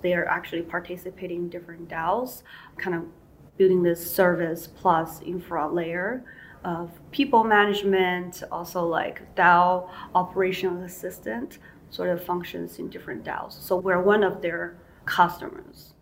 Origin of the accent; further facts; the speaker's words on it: China; moved away; I grew up in China